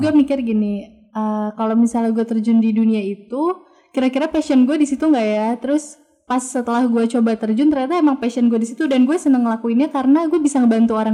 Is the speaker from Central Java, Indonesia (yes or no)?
no; Palembang, South Sumatra, Indonesia; asli Palembang sih gue